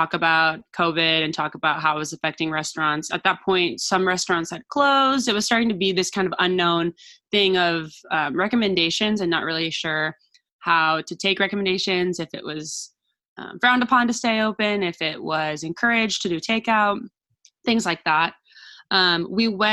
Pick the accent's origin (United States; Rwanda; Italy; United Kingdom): United States; Portland, Oregon; also born or lived in San Francisco; I'm born and raised in Portland, Oregon